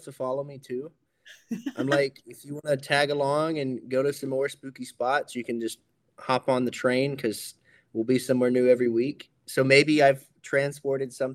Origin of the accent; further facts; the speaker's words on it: Hawaii, United States; I'm Native Hawaiian